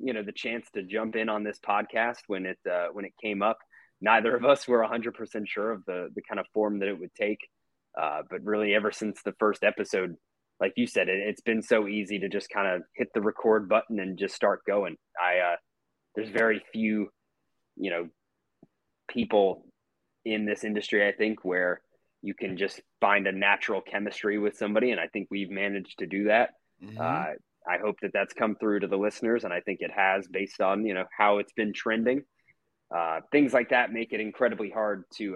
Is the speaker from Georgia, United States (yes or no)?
yes; Atlanta, Georgia, United States; also born or lived in Jackson, Mississippi; I felt it growing up here. You know, I moved here when I was 3 years old, and I've been a sports fan here, especially a Braves fan ever since